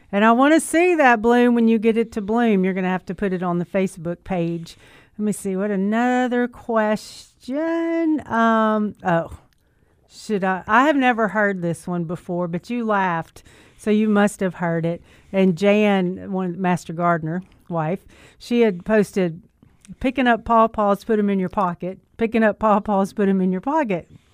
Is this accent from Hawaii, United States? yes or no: no; Memphis, Tennessee, United States; I was raised right here in Memphis